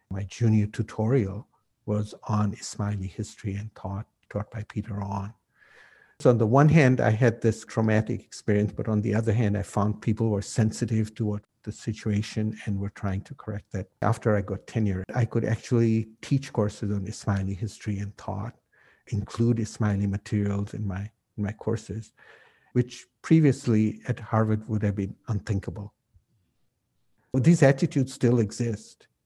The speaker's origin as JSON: {"language": "English", "country": "Kenya", "said": "Oh, I'm from Kenya. And no, you can't be Kenyan. You know, you, you don't look African. And then when I'd say, Well, you know, in, in Kenya, there are people from different parts of the world. And my family's been there for 200 years."}